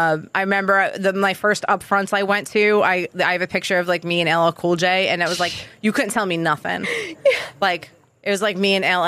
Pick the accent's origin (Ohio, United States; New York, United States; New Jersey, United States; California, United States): New York, United States; Long Island; moved away as an adult; also born or lived in Queens, New York; now in Massachusetts, United States; I grew up in New York.